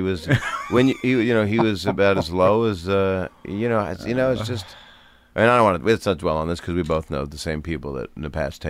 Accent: Philadelphia, Pennsylvania, United States; moved away as an adult; now in Los Angeles, United States; I was in LA from Philly.

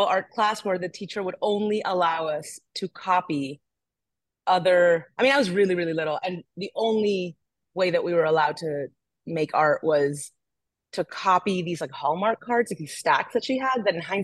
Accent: Barranquilla, Atlántico, Colombia; now in New York, United States; I come from Barranquilla in Colombia

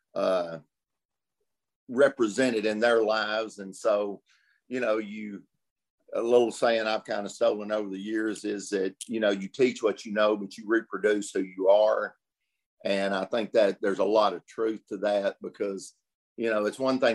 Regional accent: Des Arc, Arkansas, United States; I was born in Des Arc, Arkansas, a little town of, my whole life

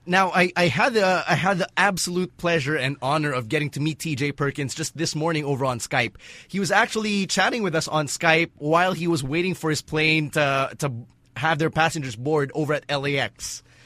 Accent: Philippines; a Pinoy born and raised in the Philippines

